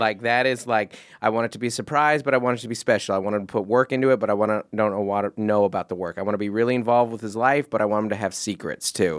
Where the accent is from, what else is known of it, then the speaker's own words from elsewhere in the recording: Seattle, Washington, United States; now in Southern California, United States; I grew up in Seattle